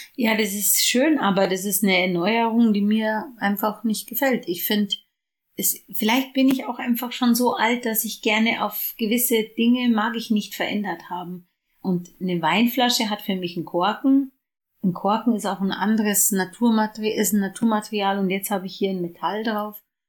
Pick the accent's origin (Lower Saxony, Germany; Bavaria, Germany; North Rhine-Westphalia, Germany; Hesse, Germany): Bavaria, Germany; Ingolstadt; weil ich nach Hause gehen wollte. Von Düsseldorf nach, oder Düsseldorf oder so, nach äh, Bayern, nach Ingolstadt